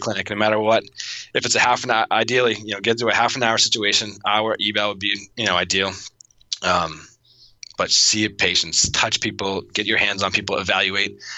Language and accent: English; Auburn, Massachusetts, United States; now in Arizona, United States; I grew up in Auburn, Mass, uh, next to Worcester, Mass